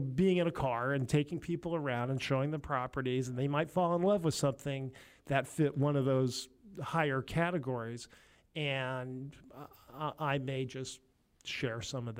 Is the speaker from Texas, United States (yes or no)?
no; California, United States; I was from California, so I led a large mortgage operation in Southern California.